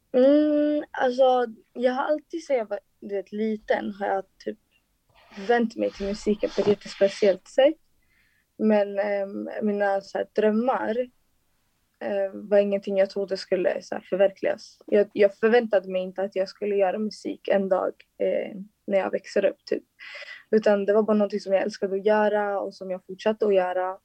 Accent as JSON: {"language": "Swedish", "town": "Solna", "region": "Stockholm County", "country": "Sweden", "said": "jag kommer från Solna"}